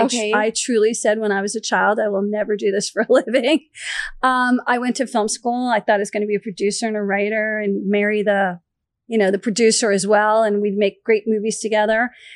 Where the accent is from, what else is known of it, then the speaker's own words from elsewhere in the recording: East Coast, United States; But I'm from the East Coast.